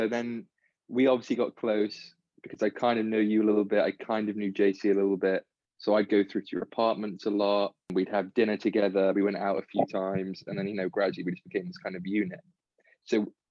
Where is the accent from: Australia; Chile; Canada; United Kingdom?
United Kingdom; England; moved away as an adult; now in United States; I've grown up, born and raised in England